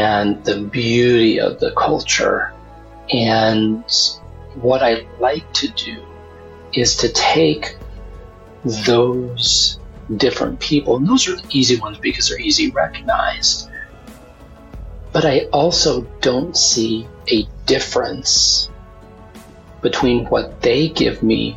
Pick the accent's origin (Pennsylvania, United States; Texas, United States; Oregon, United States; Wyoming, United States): Wyoming, United States; I come from, I grew up in Wyoming